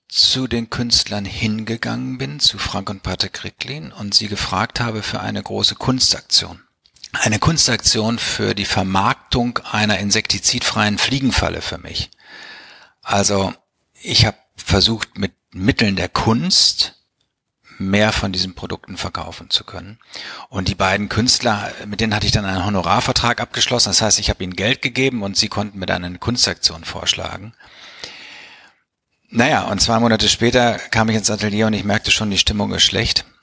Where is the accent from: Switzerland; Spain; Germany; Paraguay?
Germany; Bielefeld, North Rhine-Westphalia; Also ich bin in Bielefeld aufgewachsen, habe in Bielefeld Abitur gemacht und bin dann zum betriebswirtschaftlichen Studium nach St. Gallen gekommen.